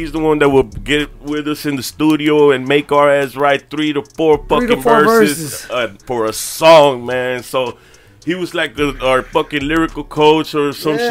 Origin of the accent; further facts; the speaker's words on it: Brownsville, Texas, United States; I'm from Brownsville, La Posada, South Mold